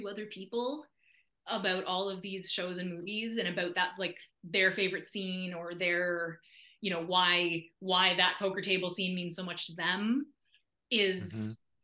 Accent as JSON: {"language": "English", "region": "Nova Scotia", "country": "Canada", "tie": "born or raised there", "moved": "yes", "said": "an arts council in my hometown invited me back to do a big show"}